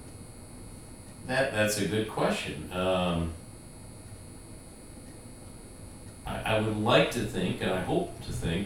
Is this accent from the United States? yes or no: yes; United States; as an American